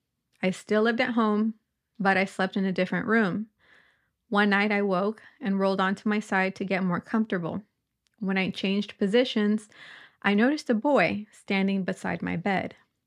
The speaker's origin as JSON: {"language": "English", "region": "Northern Ireland", "country": "United Kingdom", "said": "I'm from Northern Ireland."}